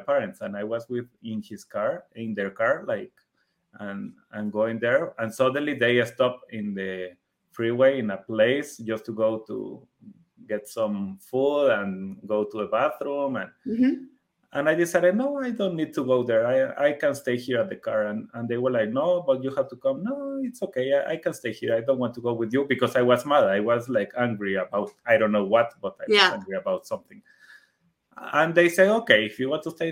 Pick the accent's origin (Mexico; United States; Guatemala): Guatemala; first language Spanish; English is a second language; I am from Guatemala